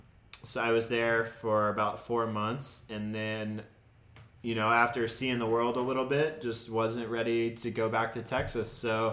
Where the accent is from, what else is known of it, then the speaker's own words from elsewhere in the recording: Australia; moved away; also born or lived in Canada / Boston; Born in Australia.